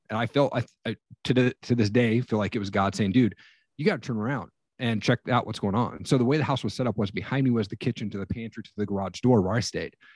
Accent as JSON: {"language": "English", "region": "Eastern Washington", "country": "United States", "tie": "born or raised there", "moved": "yes", "lives_now": "Northern Idaho, United States", "said": "I grew up in Eastern Washington."}